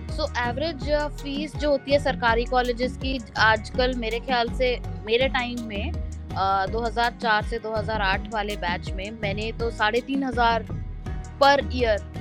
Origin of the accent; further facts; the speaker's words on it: Noida, Uttar Pradesh, India; मैं नोएडा से हूँ तो जामिया में पढ़ना ज़्यादा बेटर लगा क्योंकि घर के पास है